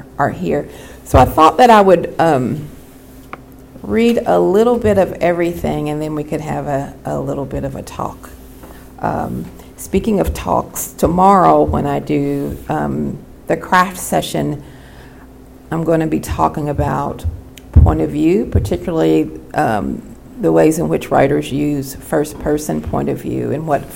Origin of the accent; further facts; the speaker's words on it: Appalachia, United States; I'm from Appalachia.